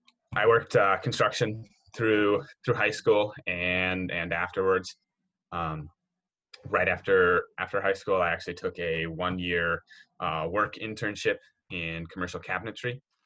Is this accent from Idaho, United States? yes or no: yes; Southeast Idaho, United States; also born or lived in Oregon; So I grew up in Southeast Idaho in a little rural farming community there. I was actually born in Oregon, but we moved there when I was three. So that's, you know, all of my memories are from there growing up. I was homeschooled